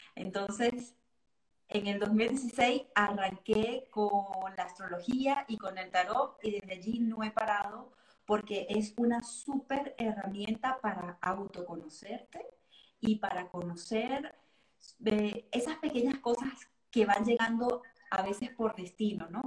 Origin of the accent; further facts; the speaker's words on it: Venezuela; moved away as an adult; now in Geneva, Switzerland; nací y crecí en Venezuela y me vine en el 2016 acá a, Ginebra, Suiza